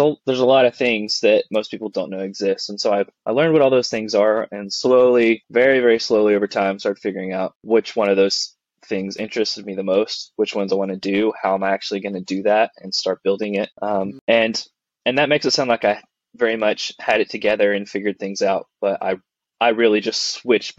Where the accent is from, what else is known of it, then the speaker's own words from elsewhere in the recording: Dallas area, Texas, United States; moved away as an adult; now in Nashville, United States; originally from Texas. Kind of in the Dallas area, but far enough away from Dallas to not be Dallas.